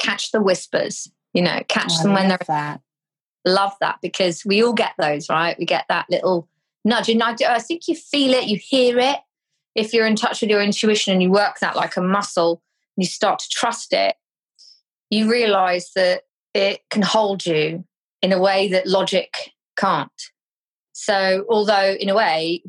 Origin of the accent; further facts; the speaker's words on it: Cornwall, South West England, United Kingdom; I'm from Cornwall